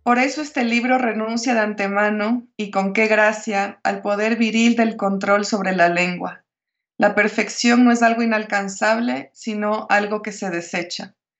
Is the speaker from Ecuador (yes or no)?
yes; Guayaquil, Guayas, Ecuador; yo nací en la costa, yo nací en Guayaquil, que está a hora y media del mar